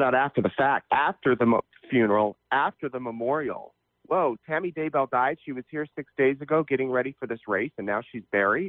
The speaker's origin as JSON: {"language": "English", "town": "Salt Lake City", "region": "Utah", "country": "United States", "tie": "born or raised there", "moved": "yes", "lives_now": "Idaho, United States", "said": "I grew up near Salt Lake City."}